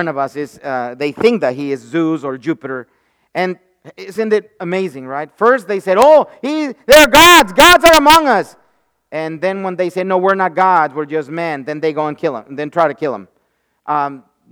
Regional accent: Mexico; moved away as an adult; now in United States; when I was growing up in Mexico

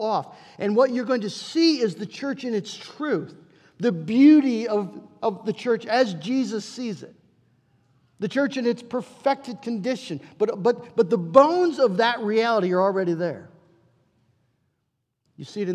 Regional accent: United States; we're American

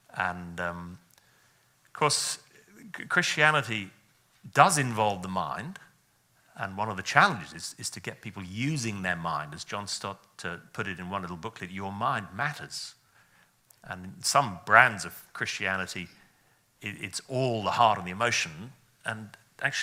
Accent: Wales, United Kingdom; so my origin is Welsh

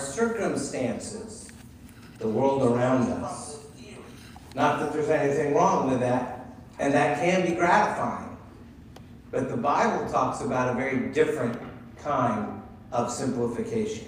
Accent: Concord, Massachusetts, United States; Joanne and I grew up near Walden Pond in Concord, Massachusetts

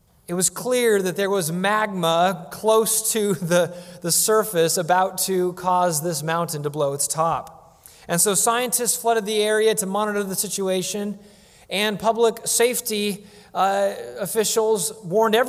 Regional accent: Washington, United States; when I was a child growing up in Washington State

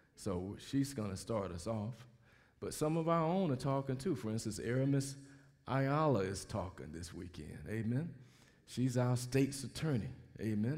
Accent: Mobile, Alabama, United States; moved away; I grew up in Mobile, Alabama.

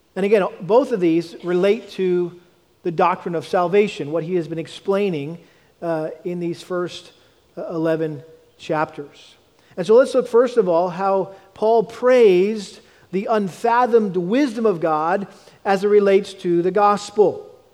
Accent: New England, United States; I grew up in the New England area

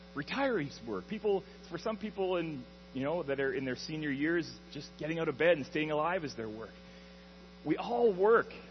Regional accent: Alberta, Canada; moved away as an adult; now in Ontario, Canada; I grew up in Alberta, um, way out west in the prairies, in a small prairie town

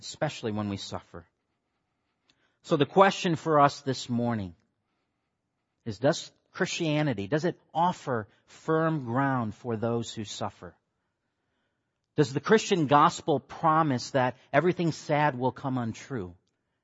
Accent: Michigan, United States; moved away; Kyle and I grew up together in Michigan. That's where I'm from

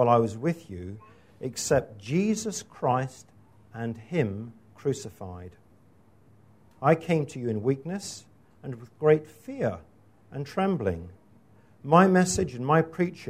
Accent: Scotland, United Kingdom; moved away; my home country, which is Scotland

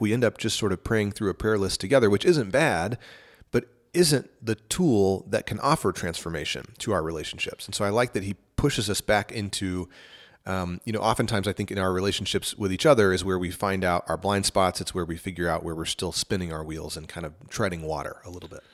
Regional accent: East Texas, United States; I grew up in East Texas

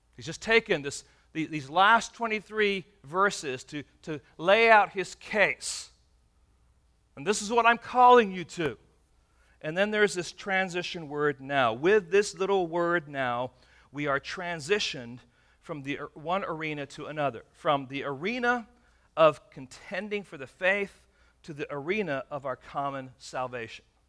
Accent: England, United Kingdom; also born or lived in Michigan; now in California, United States; when I was young, uh, growing up in England

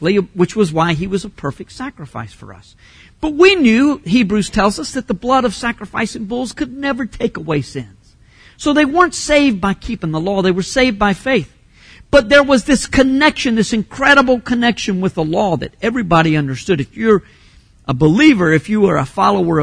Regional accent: Fuquay-Varina, North Carolina, United States; I grew up in Fuquay Varina.

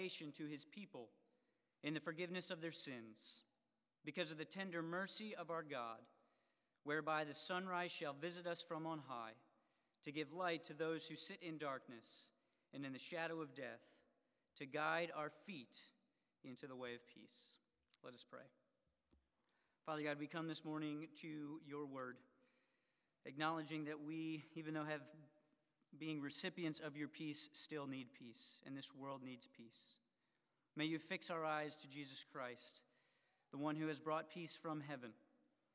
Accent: Harleysville, Pennsylvania, United States; I was lost at the Harleysville Fair. My hometown fair

